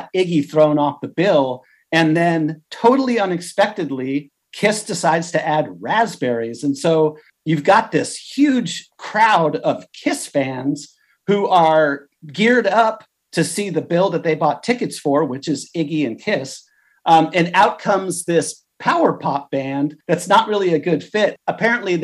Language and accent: English; Hermosa Beach, California, United States; I grew up in Southern California in the Hermosa Beach area